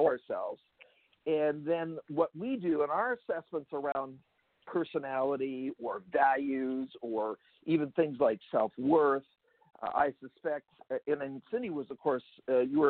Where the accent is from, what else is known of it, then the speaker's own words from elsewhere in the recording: Abbotsford, British Columbia, Canada; also born or lived in Vancouver, Canada; Actually born in the city of Abbotsford